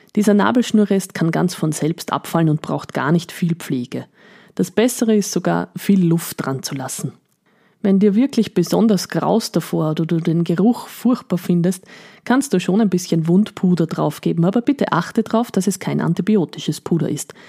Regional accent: Eastern Austria, Austria; bei uns in Österreich

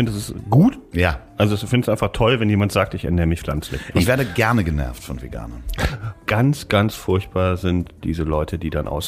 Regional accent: Asbach, Rhineland-Palatinate, Germany; In meiner Heimatstadt Asbach.

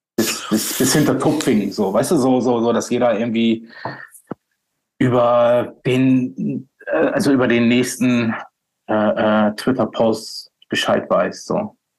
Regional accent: Bremerhaven, Bremen, Germany; moved away; in meiner Heimatstadt, in, in, meiner alten Heimatstadt Bremerhaven

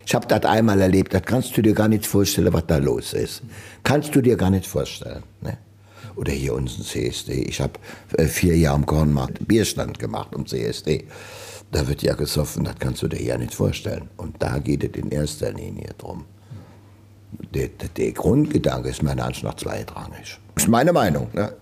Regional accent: Trier, Rhineland-Palatinate, Germany; In Trier. Ich wollte auch nie von Trier weg. Ich bin Trier, ich bin groß geworden hier in der Bruchhausenstraße

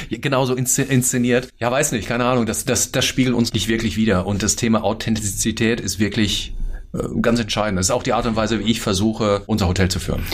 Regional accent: Hagen, North Rhine-Westphalia, Germany; moved away as an adult; now in Berlin, Germany; ich bin 46, äh, komme aus Hagen, NRW

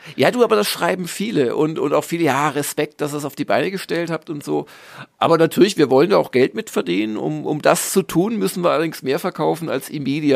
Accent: Southern Germany, Germany; als Süddeutscher

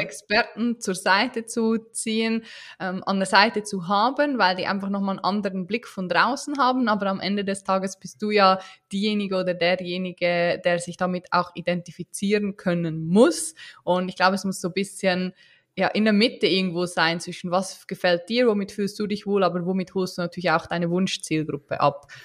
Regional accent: Switzerland; wie man unschwer hören kann, äh, bin ich keine Deutsche, auch keine Österreicherin, sondern eine Schweizerin

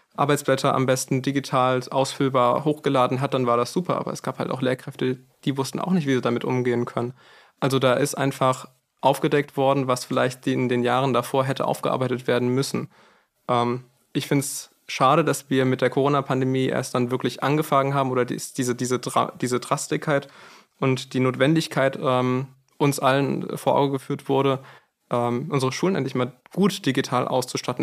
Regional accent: Frankfurt, Hesse, Germany; bei uns in Frankfurt

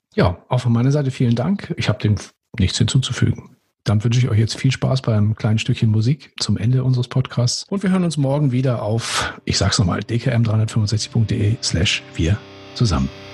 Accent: Northern Germany, Germany; als Norddeutscher

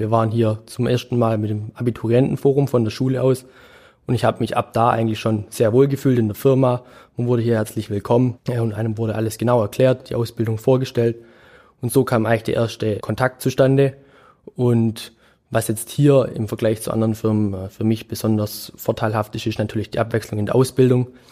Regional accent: Germany; bei uns in Deutschland

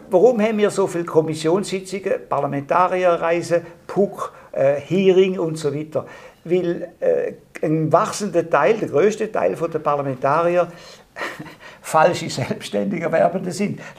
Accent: Appenzell Ausserrhoden, Switzerland; ich bin im Mosserodischen aufgewachsen

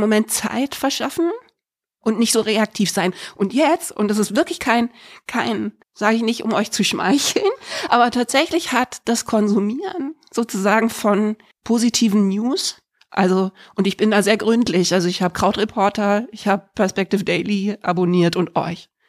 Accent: Freiburg im Breisgau, Baden-Württemberg, Germany; also born or lived in Berlin; Und dann sind wir nach Freiburg im Breis

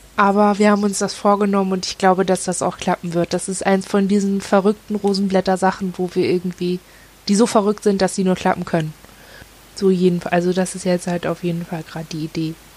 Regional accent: Northern Germany, Germany; moved away; Und wir kommen halt aus dem Norden

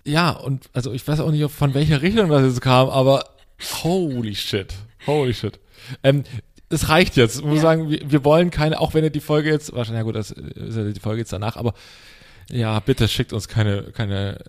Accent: eastern Germany, Germany; im Osten, wo ich herkomme

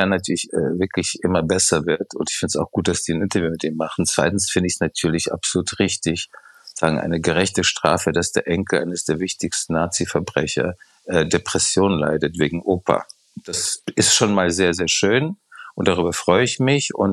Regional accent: Prague, Czechia; Ich war gerade in Prag, was meine Heimatstadt ist, äh, wo ich auch manchmal öfters bin

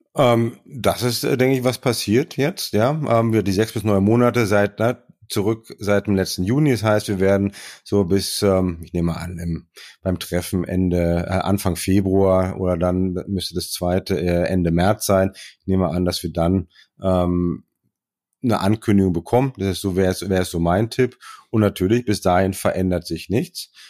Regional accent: Germany; bei uns in Deutschland

